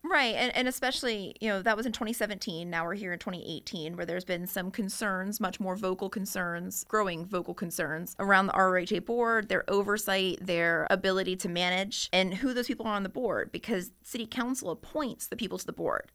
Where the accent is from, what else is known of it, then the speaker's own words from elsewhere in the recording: Chesterfield County, Virginia, United States; when I was growing up in Chesterfield County